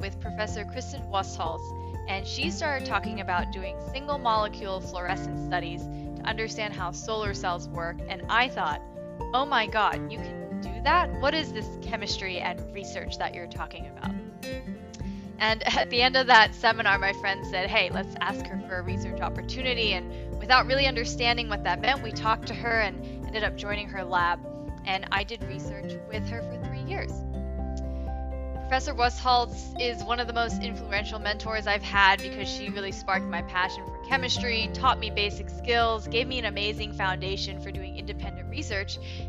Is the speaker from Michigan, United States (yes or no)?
no; Washington, District of Columbia, United States; moved away as an adult; now in Toronto, Canada; I grew up in the Washington, D.C. area.